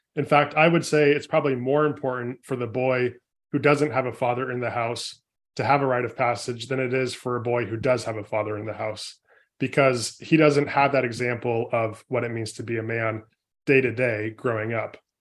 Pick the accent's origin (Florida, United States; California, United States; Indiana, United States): California, United States; born and raised in California, I come from a family of four boys